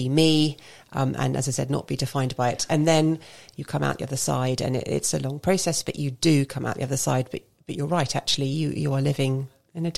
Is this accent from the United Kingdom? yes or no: yes; London, United Kingdom; moved away as an adult; now in Basingstoke, United Kingdom; I still count myself as a born and bred Londoner.